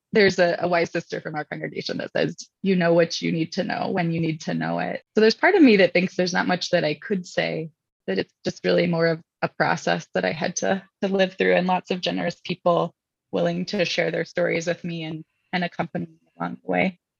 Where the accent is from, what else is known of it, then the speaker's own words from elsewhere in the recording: Indianapolis, Indiana, United States; moved away; I'm from Indianapolis